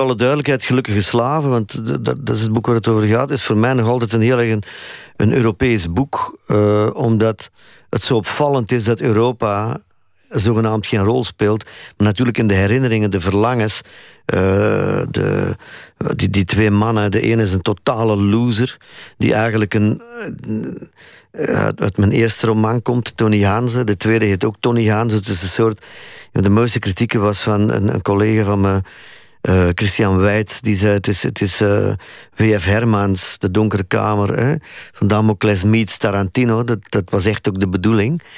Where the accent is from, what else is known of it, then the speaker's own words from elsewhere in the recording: Flanders, Belgium; ik als Vlaming